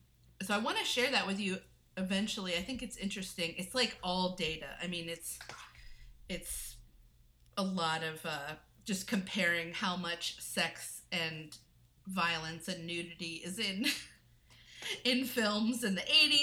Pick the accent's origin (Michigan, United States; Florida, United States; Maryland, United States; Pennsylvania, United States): Florida, United States; Well, first of all, I grew up in Florida. I was in a single parent household